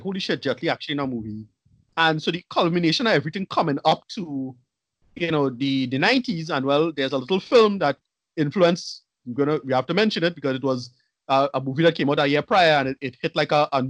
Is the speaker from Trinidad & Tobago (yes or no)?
yes; Arima, Trinidad & Tobago; you and I grew up in Arima, Windsor